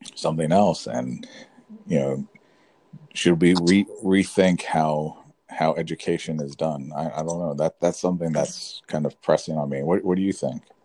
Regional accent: Florida, United States; moved away as an adult; also born or lived in California; I was born and raised in Florida, so I came back to Florida

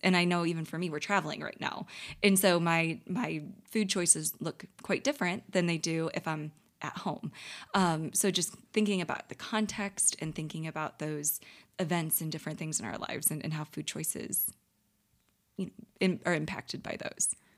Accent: St. Louis, Missouri, United States; living, born and raised in Saint Louis

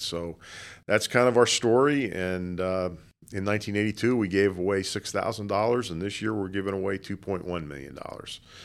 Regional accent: Boca Raton, Florida, United States; I grew up in Boca Raton, been living here since nineteen fifty-eight.

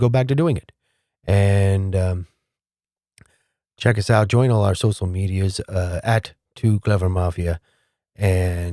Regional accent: New Jersey, United States; Princeton, New Jersey, my home state

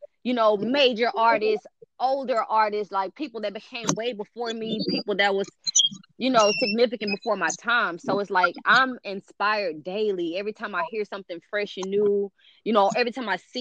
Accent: Houston, Texas, United States; I'm from Houston, Texas, born and raised.

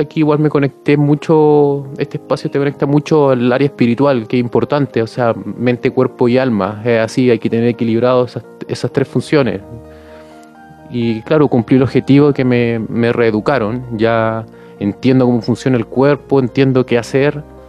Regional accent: Punta Arenas, Magallanes and Chilean Antarctica, Chile; soy de Punta Arenas Magallanes, a la Patagonia, al sur de Chile

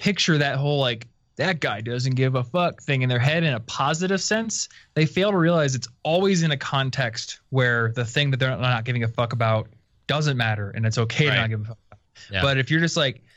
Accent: Iowa, United States; now in Denver, United States; I come from Iowa

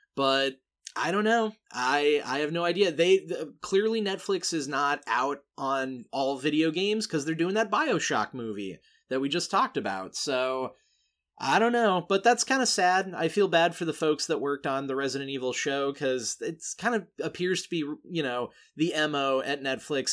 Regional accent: Laika's headquarters town, Oregon, United States; my hometown

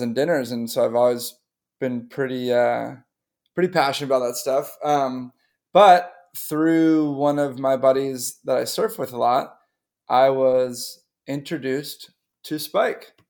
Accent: North Shore of Boston, Massachusetts, United States; I grew up on the North Shore of Boston

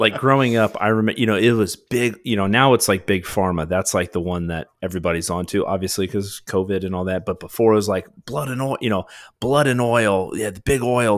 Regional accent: United States; as an American people

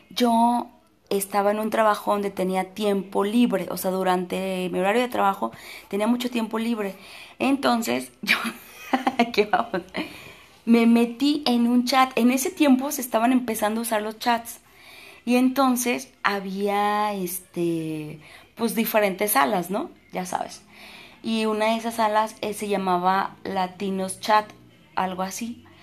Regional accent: Puebla, Mexico; que yo soy de, de Puebla. Ay, de Puebla.

